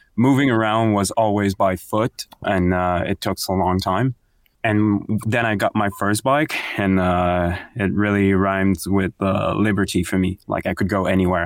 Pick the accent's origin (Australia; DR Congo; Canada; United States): Canada; Quebec City, Quebec; moved away as an adult; also born or lived in Montreal / Bromont; now in Gatineau, Canada; I'm from Quebec City